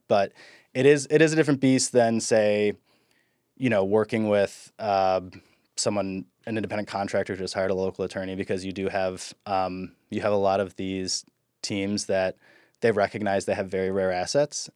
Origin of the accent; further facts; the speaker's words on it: Midwest, United States; moved away; I'm from the Midwest